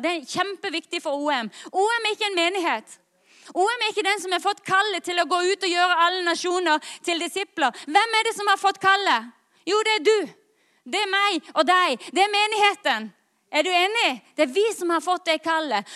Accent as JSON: {"language": "Norwegian", "town": "Lyngdal", "region": "Agder", "country": "Norway", "said": "jeg kommer fra Lyngdal"}